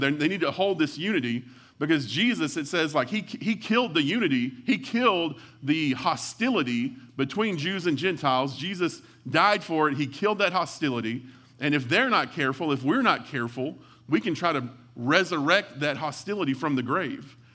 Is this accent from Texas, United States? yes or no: yes; Hawley, Texas, United States; moved away as an adult; also born or lived in Brownwood, Texas / Alice, Texas / Midland, Texas / Panola County, Texas; now in Odessa, United States; I'm originally from Hawley, outside of Abilene